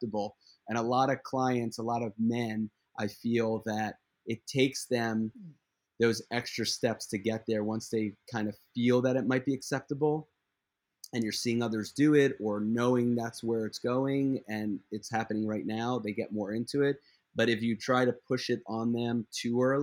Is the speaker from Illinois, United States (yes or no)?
no; Philadelphia, Pennsylvania, United States; I'm from Philadelphia